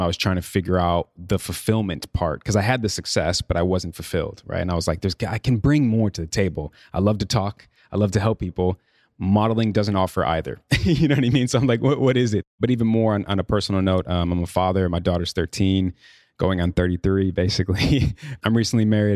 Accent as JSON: {"language": "English", "town": "Chicago", "region": "Illinois", "country": "United States", "tie": "born or raised there", "also_born_or_lived": "New York", "moved": "yes", "lives_now": "Los Angeles, United States", "said": "I'm from Chicago, born and raised."}